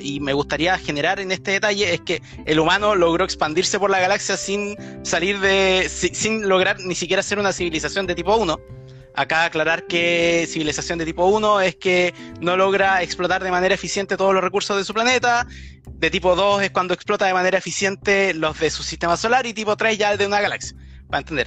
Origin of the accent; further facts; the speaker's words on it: Chile; como los que vivimos en países tercermundistas, como los chilenos